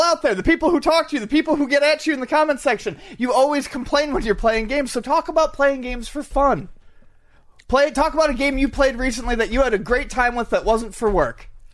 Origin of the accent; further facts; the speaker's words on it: Buffalo, New York, United States; I grew up in Buffalo, New York